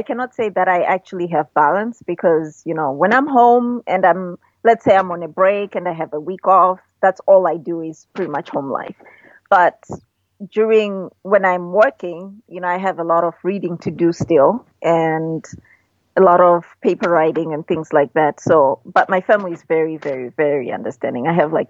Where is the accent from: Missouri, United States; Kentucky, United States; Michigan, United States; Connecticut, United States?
Michigan, United States; it's Midwest, it reminds me of where I grew up in Michigan.